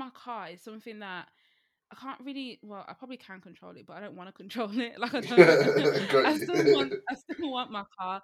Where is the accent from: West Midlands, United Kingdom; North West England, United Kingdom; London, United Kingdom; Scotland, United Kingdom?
West Midlands, United Kingdom; Birmingham; I'm from Birmingham